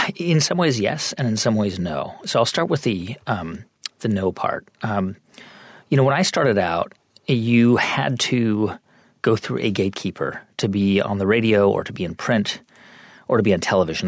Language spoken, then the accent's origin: English; California, United States; moved away as an adult; I grew up in California and I grew up in a pretty diverse community